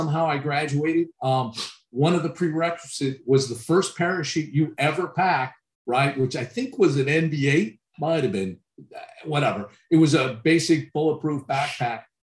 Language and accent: English; California, United States; Like I said, I'd never been to a lake. I came from California, so the snow was absolutely incredible to me.